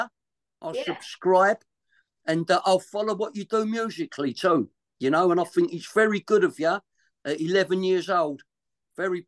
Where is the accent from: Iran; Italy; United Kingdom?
United Kingdom; London; accent: Cockney